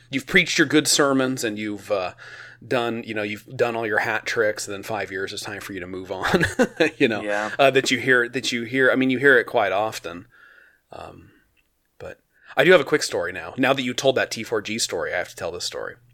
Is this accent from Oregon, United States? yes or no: yes; Oregon, United States; I'm from Oregon